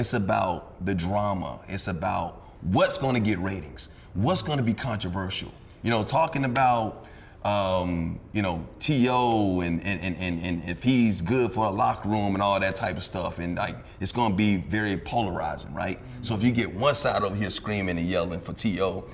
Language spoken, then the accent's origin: English; Alabama, United States; moved away; also born or lived in New York; I was born in New York, I was raised in Alabama.